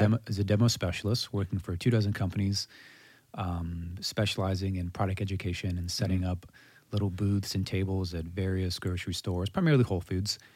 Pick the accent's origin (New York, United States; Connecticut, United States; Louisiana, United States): Louisiana, United States; Mandeville; Born and raised, native of Mandeville, Louisiana